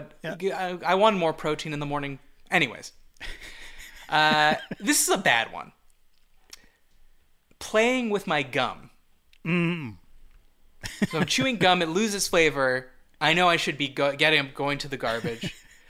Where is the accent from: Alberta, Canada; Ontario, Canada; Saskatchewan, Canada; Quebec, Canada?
Quebec, Canada; Montreal; accent: Montreal; my Montreal accent is annoying.